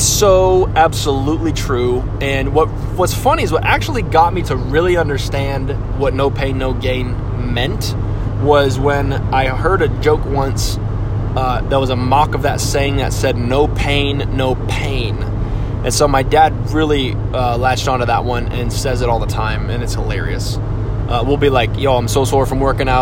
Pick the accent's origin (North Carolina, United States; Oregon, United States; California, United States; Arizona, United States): Arizona, United States; Phoenix; I'm only from the West Side of Phoenix